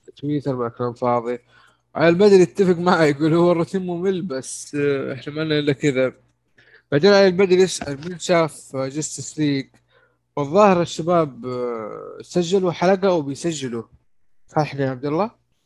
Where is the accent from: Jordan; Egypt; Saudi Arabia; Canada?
Saudi Arabia